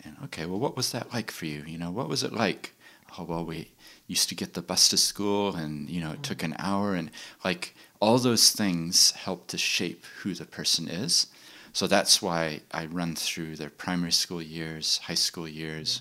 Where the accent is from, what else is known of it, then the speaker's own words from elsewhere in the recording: Christchurch, Canterbury, New Zealand; also born or lived in Chile / United States / London; despite the accent, I actually grew up in New Zealand. I went to high school here in Christchurch